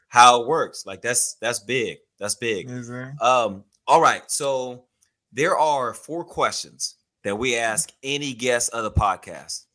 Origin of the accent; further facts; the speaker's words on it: Houston, Texas, United States; I grew up in Houston, Texas